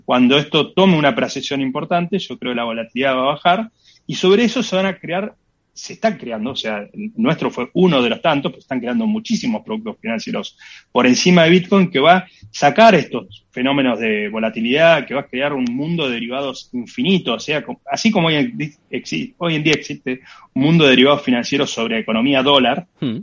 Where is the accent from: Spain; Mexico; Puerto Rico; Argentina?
Argentina